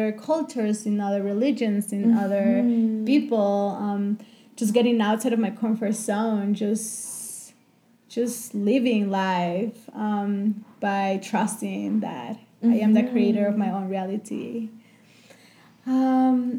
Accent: Chihuahua, Mexico; moved away as an adult; also born or lived in New York; I grew up in Mexico, in Chihuahua, in the north part, and I just left my house and my comfort zone when I was 18 just to travel the world

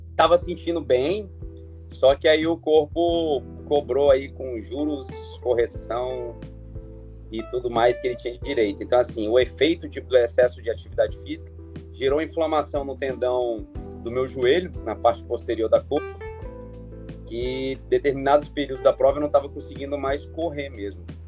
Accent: Porto Velho, Rondônia, Brazil; also born or lived in Rio Branco, Acre; nasci em Rio Branco, mas fui criado aqui em Porto Velho.

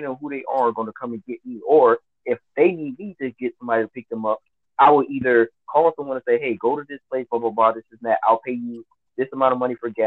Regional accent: Miami, Florida, United States; now in California, United States; I grew up in Miami

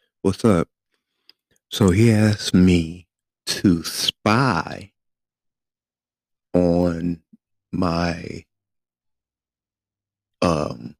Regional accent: Flint, Michigan, United States; moved away as an adult; I was from Flint, Michigan

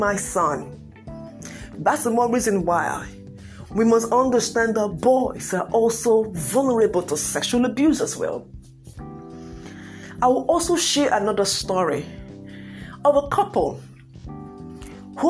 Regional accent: Nigeria; I'm from Nigeria.

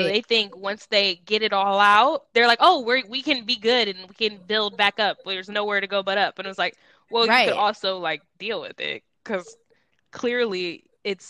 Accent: Arkansas, United States; damn, I'm from Arkansas

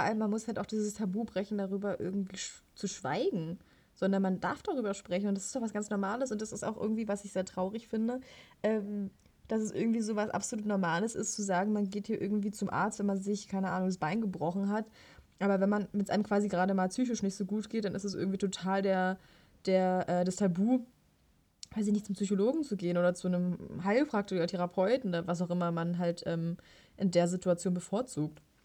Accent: Potsdam, Brandenburg, Germany; als äh, Potsdamer

